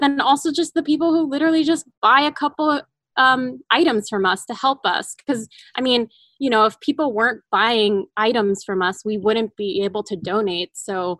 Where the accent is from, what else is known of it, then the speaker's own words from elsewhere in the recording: East Coast, United States; moved away as an adult; now in Los Angeles, United States; I moved to LA about a year ago, and I moved for the opening of the Hoxton. And so, you know, I'm fairly new, and I'm mostly from the East Coast.